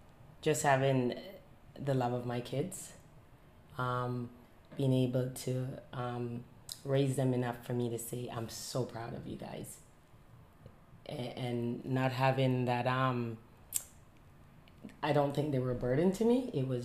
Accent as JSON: {"language": "English", "country": "Jamaica", "tie": "born or raised there", "moved": "as an adult", "lives_now": "Canada", "said": "Being raised in Jamaica, I saw the difference in how I could raise a young black man in Canada compared to Jamaica."}